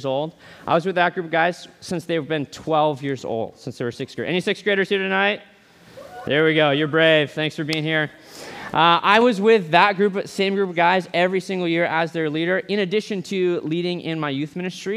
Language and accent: English; Boise, Idaho, United States; I'm from Boise.